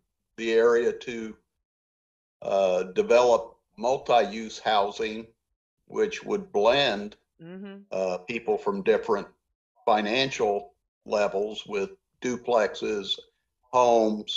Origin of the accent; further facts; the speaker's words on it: Bloomington, Indiana, United States; I grew up here in Monroe County, just outside of Bloomington on the west side